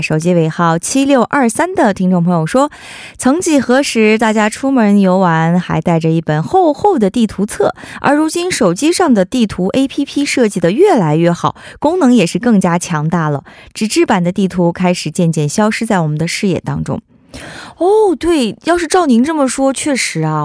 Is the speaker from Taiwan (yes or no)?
no; China; 我们作为中国人还是要不能忘本儿嘛